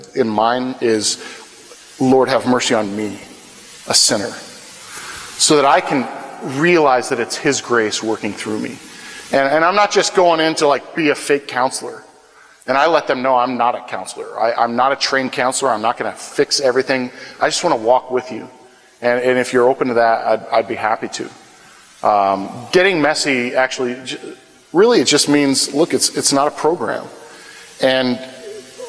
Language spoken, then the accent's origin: English; Wahoo, Nebraska, United States; moved away as an adult; now in Wichita, United States; I grew up in in Wahoo, Nebraska, which is a town about 30 miles north of Lincoln, about 25 miles west of Omaha, and that's where I grew up all my life